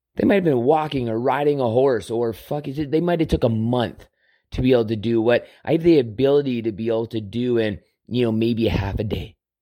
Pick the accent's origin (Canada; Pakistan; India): Canada; Southern Alberta; growing up on Southern Alber-, in Southern Alberta on a farm